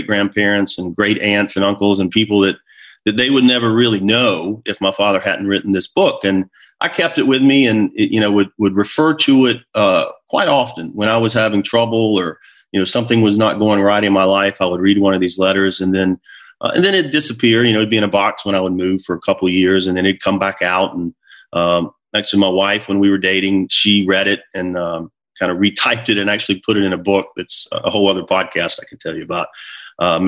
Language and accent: English; near Charlotte, North Carolina, United States; moved away as an adult; now in New Jersey, United States; my family and I relocated from North Carolina, where I had been raised, near Charlotte, and we live in New Jersey now